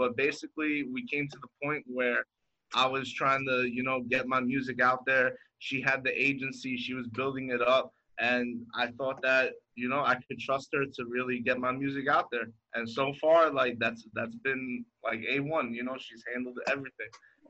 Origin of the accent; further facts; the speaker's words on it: New York City, New York, United States; moved away as an adult; now in Miami, United States; I grew up in Brooklyn, and I moved down here to Miami about 5 years ago.